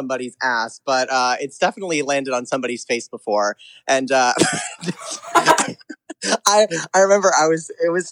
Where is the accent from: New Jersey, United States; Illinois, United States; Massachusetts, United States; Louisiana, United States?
New Jersey, United States; moved away as an adult; I'm from New Jersey, and I grew up there until I was 18 years old.